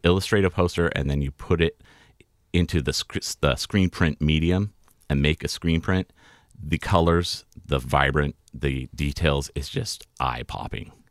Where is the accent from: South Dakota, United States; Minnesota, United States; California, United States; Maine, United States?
California, United States; moved away; I grew up in California going to Tahoe and was outside all the time